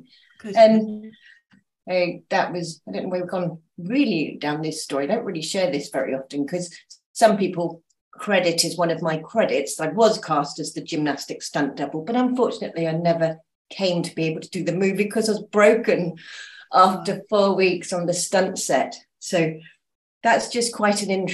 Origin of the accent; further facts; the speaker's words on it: Dorset, South West England, United Kingdom; moved away as an adult; also born or lived in London; now in Mallorca, Spain; I moved here from England, born in Dorset, but I moved to London as soon as I could get away.